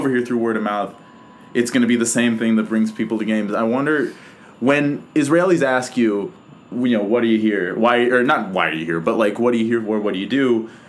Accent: Toronto, Ontario, Canada; I'm from Toronto.

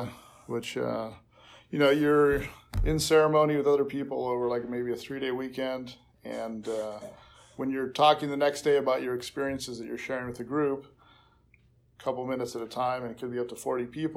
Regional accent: Hawaii, United States; I grew up mainly in Hawaii. We moved out there in the early 70s.

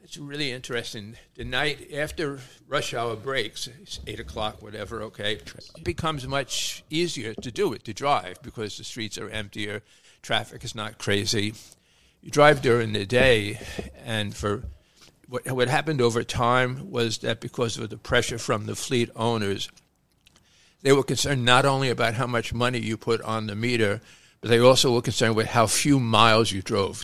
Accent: New York City, New York, United States; grew up in Brooklyn

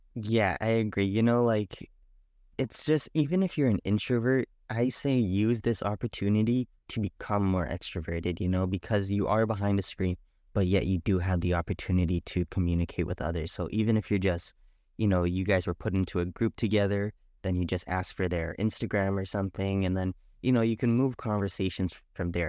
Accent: Canada; also born or lived in Trinidad / Guyana; I am, uh, from Trinidad, Guyana, but I was born in Canada.

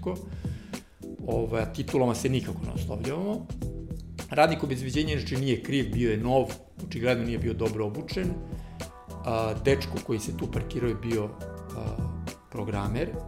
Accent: Serbia; kod nas u Srbiji

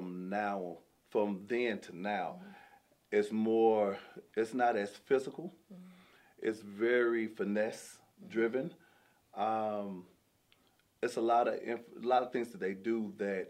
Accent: Kentucky, United States; moved away as an adult; I'm from Kentucky. I'm from a small town in Kentucky

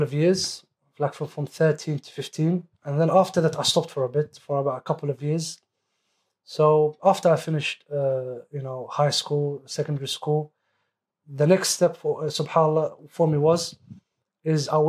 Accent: London, United Kingdom; I'm from East London

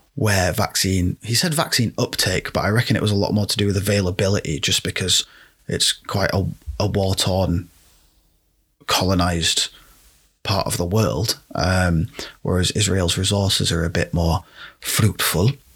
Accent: United Kingdom; I'm speaking as a British person

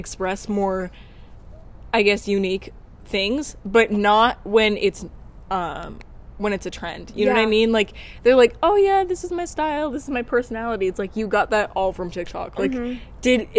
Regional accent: Shingletown, California, United States; I grew up in Shingletown in, like, a house that was old with spiders and stuff

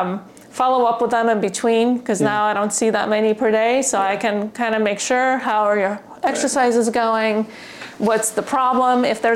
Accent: California, United States; Well, this was difficult because I'm from California, and where the restrictions were a lot greater

